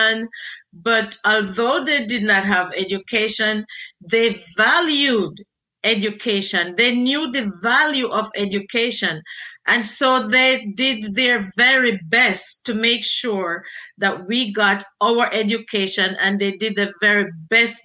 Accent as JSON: {"language": "English", "country": "Jamaica", "tie": "born or raised there", "moved": "as an adult", "lives_now": "United States", "said": "I was born and raised in Jamaica, had my basic education in Jamaica"}